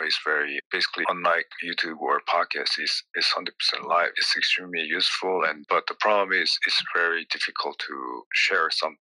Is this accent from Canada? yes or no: no; South Korea; I was trained as a musician growing up in Korea